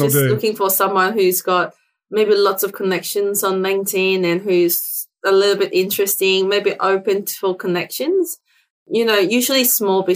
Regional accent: Hong Kong; English is a second language; now in Australia; I wasn't born here. I was born in Hong Kong. So I'm an immigrant to Australia

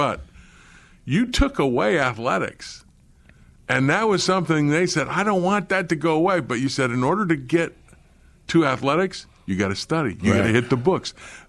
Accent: Oklahoma City, Oklahoma, United States; I had the same thing when I was growing up in Oklahoma City.

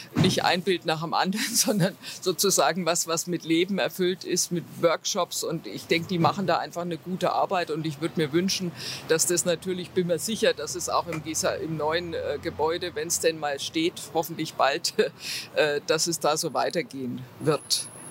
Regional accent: Nuremberg, Bavaria, Germany; moved away as an adult; also born or lived in Wiesbaden / Erlangen; now in Ingolstadt, Germany; sozusagen meinen Eltern nach Nürnberg. Bin eigentlich in Franken, also in Nürnberg aufgewachsen

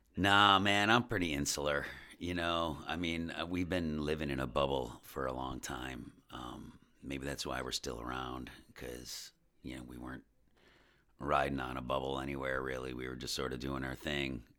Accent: West Seneca, New York, United States; also born or lived in South Buffalo / Buffalo / Los Angeles; I grew up in West Seneca

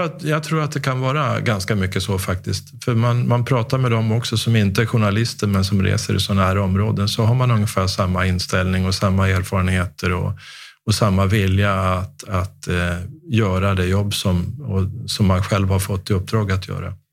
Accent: Sweden; hur vi har det här hemma i Sverige.

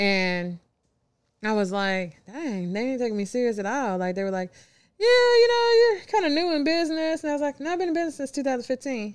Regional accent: Louisville, Kentucky, United States; moved away as an adult; now in Memphis, United States; I'm originally from Louisville, Kentucky, born and raised.

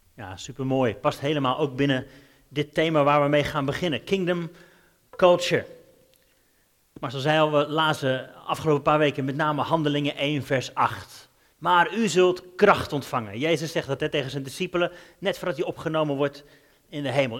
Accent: Netherlands; moved away as an adult; also born or lived in Denmark / England; Wij zijn Hollanders

